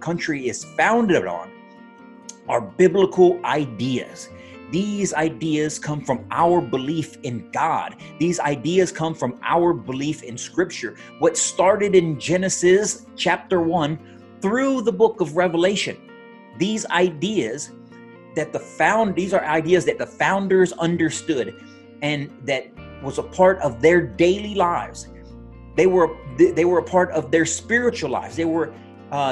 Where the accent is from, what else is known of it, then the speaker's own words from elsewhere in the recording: United States; as an American myself, as an American from my family by birth